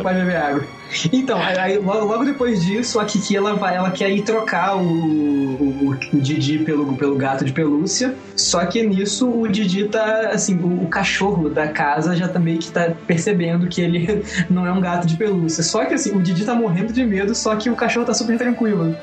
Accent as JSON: {"language": "Portuguese", "town": "Juiz de Fora", "region": "Minas Gerais", "country": "Brazil", "said": "Eu sou é, é distrito do Rio de Janeiro, né? Juiz de Fora, Minas Gerais"}